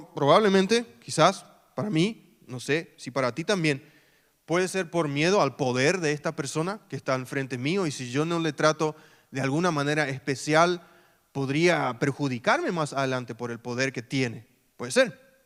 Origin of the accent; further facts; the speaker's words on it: Filadelfia, Boquerón, Paraguay; also born or lived in Mariscal Estigarribia / San Lorenzo; Filadelfia, mi ciudad natal